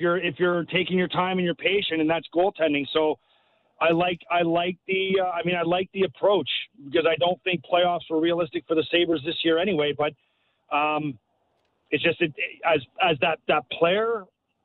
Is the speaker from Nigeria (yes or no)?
no; St. Catharines, Ontario, Canada; now in Buffalo, United States; I'm a Canadian kid. I grew up in St. Catharines